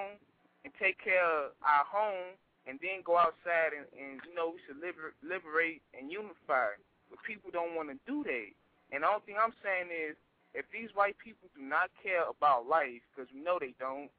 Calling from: Chicago, Illinois, United States; I'm calling from Chicago

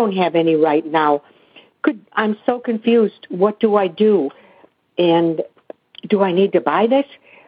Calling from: Seattle, Washington, United States; I'm from Seattle. I'm 78-year-old lady. I'm retired.

